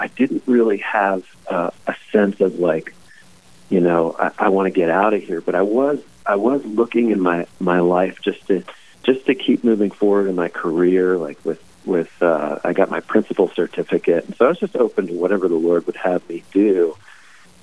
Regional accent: Philadelphia, Pennsylvania, United States; I'm from the Philadelphia area

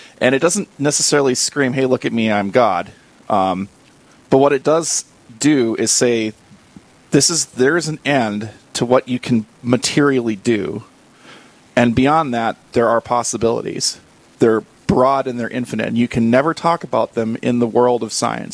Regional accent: Wahpeton, North Dakota, United States; moved away as an adult; also born or lived in Fargo, North Dakota; now in Bismarck, United States; Born in Fargo, North Dakota, from mostly Wahpeton. Followed work out here to Bismarck

